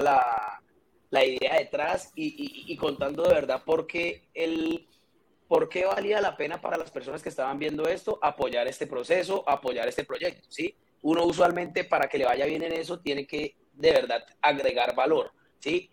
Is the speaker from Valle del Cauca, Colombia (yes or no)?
yes; Cali, Valle del Cauca, Colombia; soy caleño